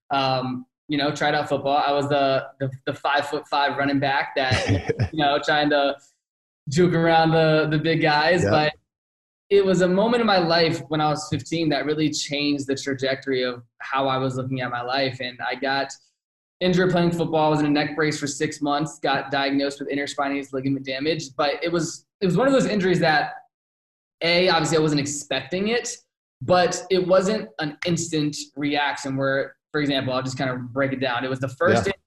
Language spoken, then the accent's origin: English; outside of Richmond, Virginia, United States; moved away as an adult; also born or lived in Phoenix, Arizona; now in Scottsdale, United States; I'm born and raised outside of Richmond